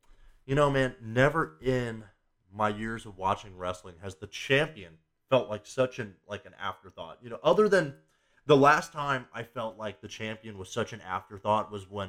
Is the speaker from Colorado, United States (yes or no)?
no; Cincinnati, Ohio, United States; my hometown